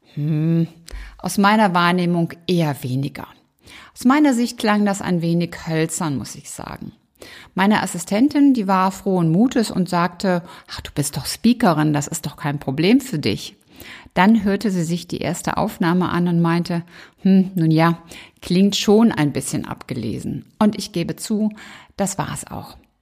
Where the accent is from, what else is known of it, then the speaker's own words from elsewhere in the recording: Rhineland, Germany; accent: rheinischer Dialekt / rheinischer Singsang; So ab und an schlagen meine rheinischen Wurzeln durch.